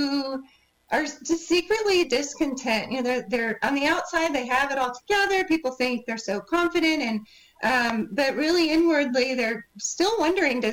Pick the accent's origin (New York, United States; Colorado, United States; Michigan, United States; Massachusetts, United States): Michigan, United States; moved away as an adult; now in Texas, United States; I am a Midwest girl by birth. I was born in Michigan and moved to Texas after college